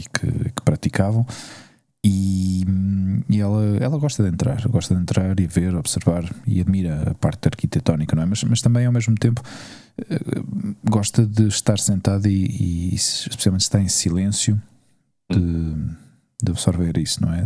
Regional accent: Portugal; now in Spain; eu era português

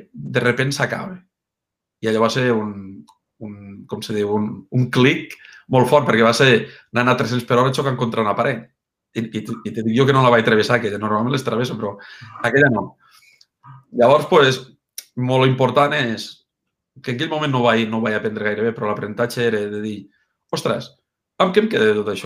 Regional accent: Mollerussa, Catalonia, Spain; A Mollerussa. Mollerussa, Lleida, i Catalunya.

